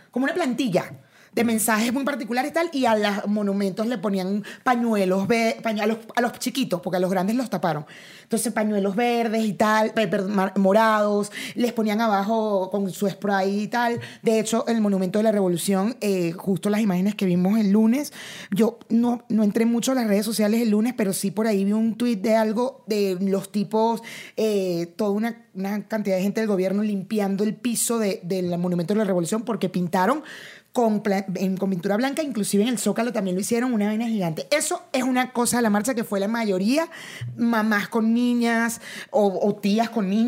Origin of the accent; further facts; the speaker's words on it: Mexico; no soy mexicano, pero yo sí.